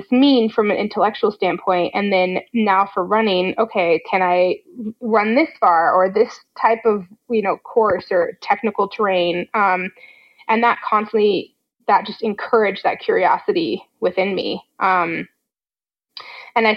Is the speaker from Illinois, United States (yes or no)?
no; Fort Collins, Colorado, United States; I grew up in Fort Collins, Colorado